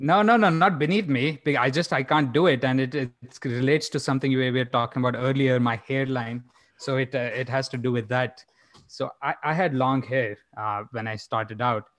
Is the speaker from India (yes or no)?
yes; India; now in Phoenix, United States; growing up in India